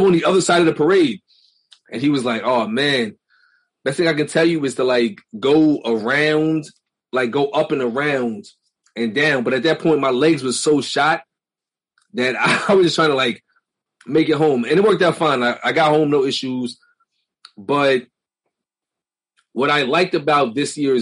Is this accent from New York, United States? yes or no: yes; New York City, New York, United States; we all grew up in Brooklyn